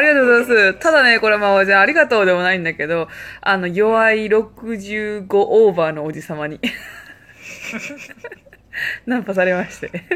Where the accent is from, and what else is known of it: Japan; now in Malta